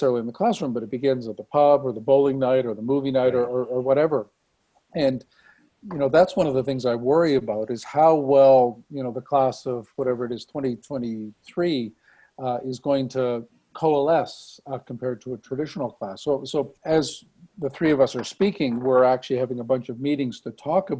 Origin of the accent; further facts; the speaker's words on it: Saint John, New Brunswick, Canada; moved away as an adult; also born or lived in Halifax, Nova Scotia; now in Calgary, Canada; I come from the Maritimes. I come from New Brunswick. So I went to high school, finished high school in St. John, New Brunswick